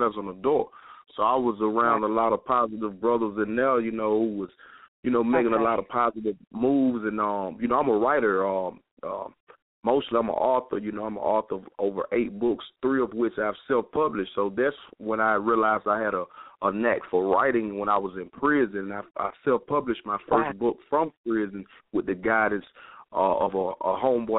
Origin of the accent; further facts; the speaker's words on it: Carrollton, Georgia, United States; also born or lived in Nashville, Tennessee; I'm actually from a small town outside of Atlanta called Carrollton, Georgia, which is West Georgia. And, you know, I grew up, you know, at-risk youth